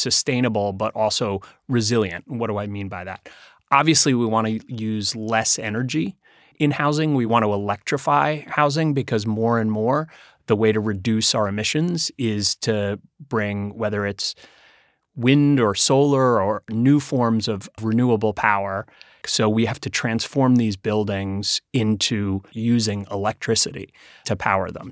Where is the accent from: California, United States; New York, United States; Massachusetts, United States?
New York, United States; New York City; I grew up here in New York City